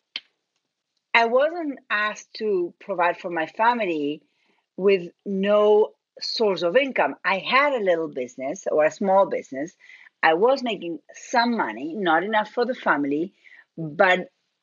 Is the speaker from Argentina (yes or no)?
yes; Argentina; accent: Argentine; moved away; I'm originally from Argentina. That's where my accent is from